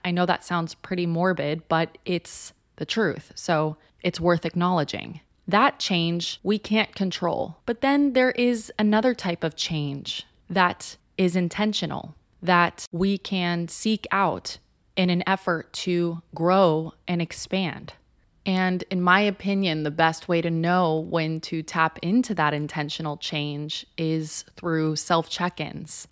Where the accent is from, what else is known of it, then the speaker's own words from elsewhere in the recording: Southern California, United States; moved away as an adult; also born or lived in Los Angeles, United States; now in New York City, United States; I grew up in Southern California where there are essentially no seasons